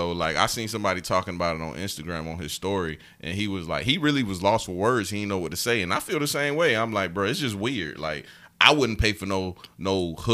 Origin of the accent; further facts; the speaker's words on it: Evans, Georgia, United States; I am from Evans, Georgia, dog.